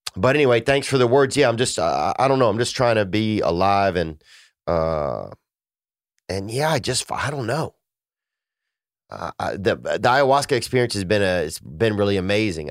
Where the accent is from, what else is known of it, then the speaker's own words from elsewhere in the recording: Louisiana, United States; moved away; my family in Louisiana. Um, you know, I miss uh, I miss my hometown some